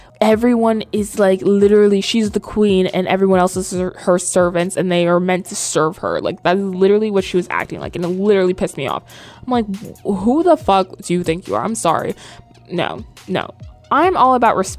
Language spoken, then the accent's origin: English; the South, United States; now in New York, United States; I was raised in the South